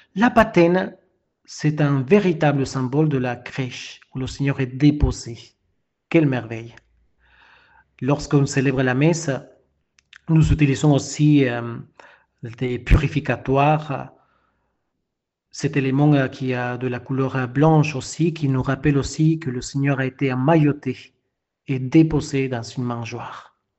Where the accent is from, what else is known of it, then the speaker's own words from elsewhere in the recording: Peru; French is a second language; now in France; Moi qui ne suis pas français, je viens d'un pays de l'Amérique latine, du Pérou